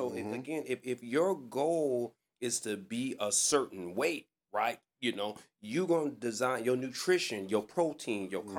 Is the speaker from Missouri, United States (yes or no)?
no; Detroit, Michigan, United States; I'm from Livernois and Davidson.